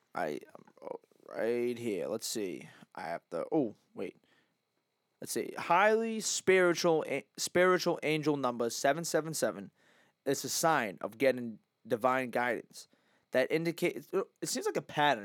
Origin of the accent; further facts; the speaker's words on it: Massachusetts, United States; growing up in, like, Mass